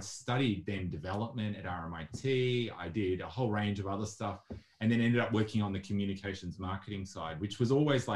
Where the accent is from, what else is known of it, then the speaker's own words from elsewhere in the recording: Melbourne, Victoria, Australia; also born or lived in Asia / Africa; I grew up in Melbourne and had parents that lived and worked all around the world. So I was in Asia and Africa as a child